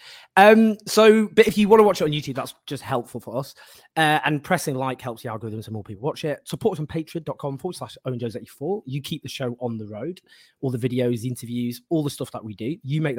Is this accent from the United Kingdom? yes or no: yes; Stockport, North West England, United Kingdom; I'm from Stockport